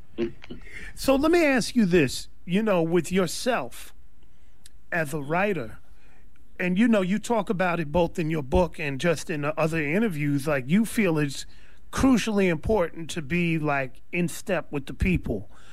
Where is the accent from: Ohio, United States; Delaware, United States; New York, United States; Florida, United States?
New York, United States; now in California, United States; We grew up in New York with no music programs